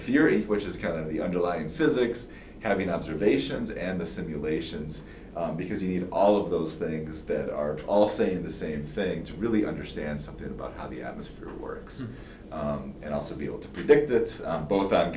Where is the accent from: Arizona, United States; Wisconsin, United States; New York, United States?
Wisconsin, United States; Lake Geneva; moved away as an adult; also born or lived in Madison, Wisconsin; now in Kansas, United States; I'm originally from Wisconsin